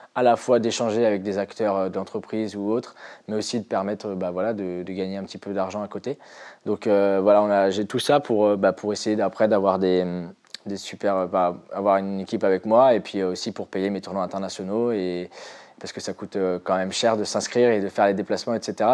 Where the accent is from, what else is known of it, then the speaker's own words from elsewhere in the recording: near Nantes, Pays de la Loire, France; je suis originaire de Loire-Atlantique à côté de Nantes